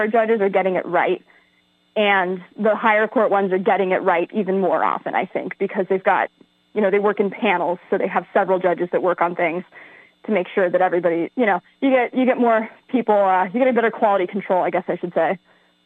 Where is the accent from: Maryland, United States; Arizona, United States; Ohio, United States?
Arizona, United States; Pima County; I'm born and raised in Pima County my whole life